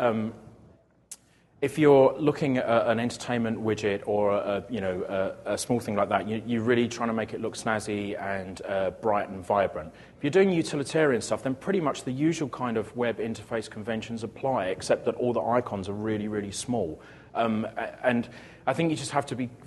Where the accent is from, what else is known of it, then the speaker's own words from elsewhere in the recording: United Kingdom; I'm British